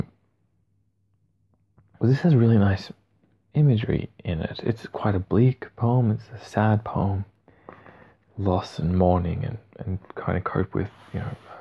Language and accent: English; Australia; accent: Australian; with my Australian accent